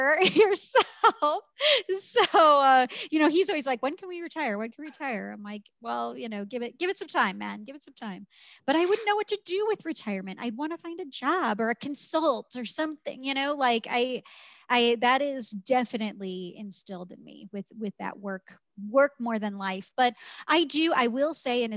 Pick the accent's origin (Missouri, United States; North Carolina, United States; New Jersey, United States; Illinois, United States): Missouri, United States; St. Louis; moved away as an adult; I grew up, born and raised in St. Louis, lived there my whole life, went to college there.